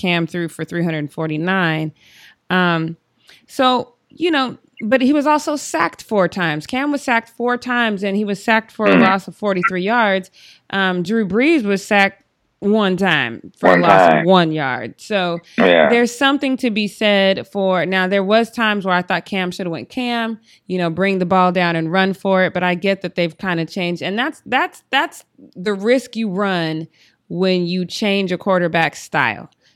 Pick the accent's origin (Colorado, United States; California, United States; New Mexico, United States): Colorado, United States; Denver; I am from Denver.